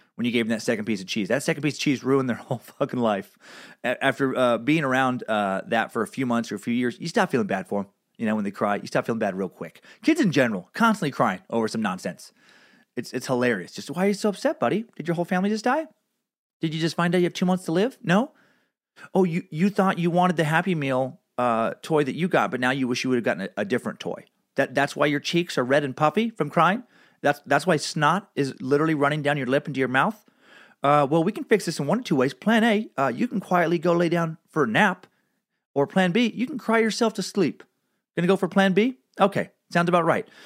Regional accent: Riggins, Idaho, United States; growing up in Riggins, Idaho.

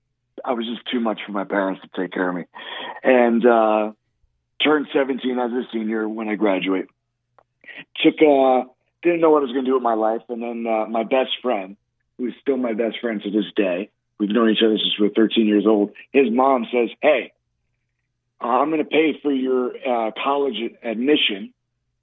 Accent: New York City, New York, United States; I was born in the Bronx

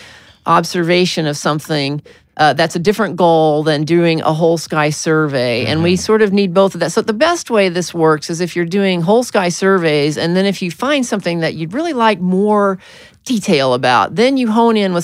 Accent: Arkansas, United States; I was born in Arkansas

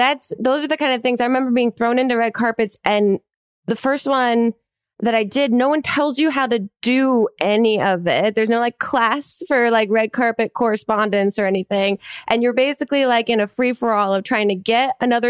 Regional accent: New Jersey, United States; moved away as an adult; also born or lived in New York; now in Los Angeles, United States; I grew up in New Jersey

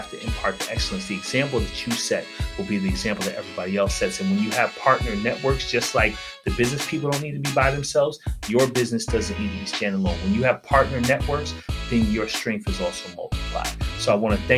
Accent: Westchester, New York, United States; I'm from Westchester

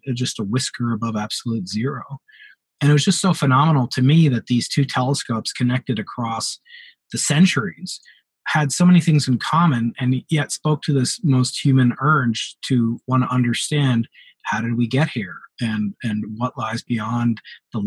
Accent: New York, United States; moved away; the New York Times, my hometown newspaper

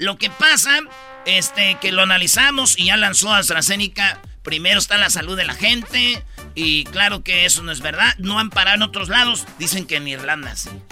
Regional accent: Mexico; Claro. Somos mexicanos.

